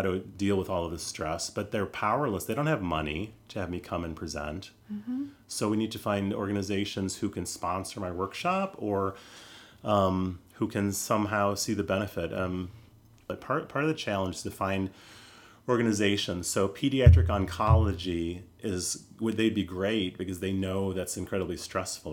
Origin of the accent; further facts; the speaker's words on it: United States; I'm American